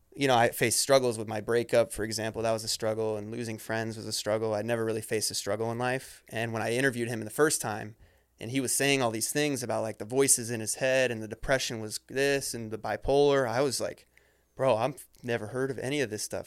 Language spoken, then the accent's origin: English; Ohio, United States; I grew up in Ohio